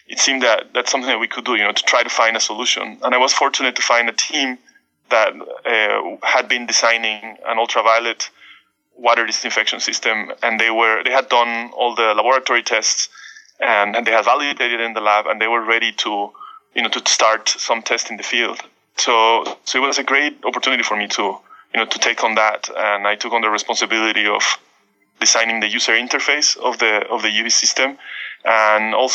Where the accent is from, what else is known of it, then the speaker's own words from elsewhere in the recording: Baja California peninsula, Mexico; moved away; I come from the Baja California Peninsula, the northwest of Mexico.